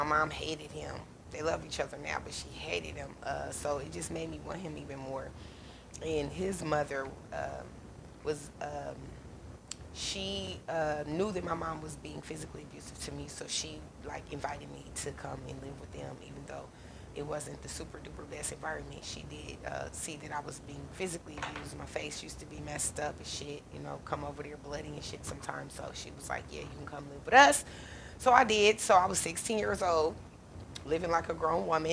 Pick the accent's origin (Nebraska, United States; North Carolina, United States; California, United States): Nebraska, United States; Omaha; I live in Omaha, Nebraska, born and raised in Omaha, Nebraska